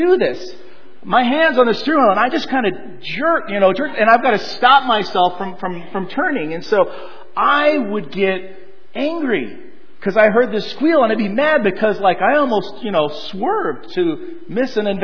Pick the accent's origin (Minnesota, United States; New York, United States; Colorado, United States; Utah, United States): Colorado, United States; also born or lived in Southern California; Born in California, around 6 years old, my dad got a job in the Rocky Mountains of Colorado, and so we moved there.